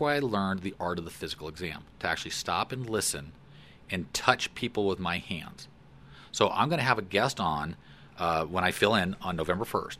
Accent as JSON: {"language": "English", "town": "Fort Collins", "region": "Colorado", "country": "United States", "tie": "born or raised there", "also_born_or_lived": "LaPorte, Colorado", "said": "I grew up in Fort Collins. So my parents moved us there in nineteen sixty-eight. I was a year and a half old."}